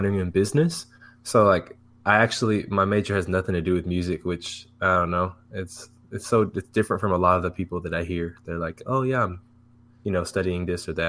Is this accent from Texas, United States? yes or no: yes; Fort Worth, Texas, United States; now in Houston, United States; So I was born in Fort Worth, Texas. I was raised kind of all over the Metroplex. It's just basically the Dallas and Fort Worth area in Texas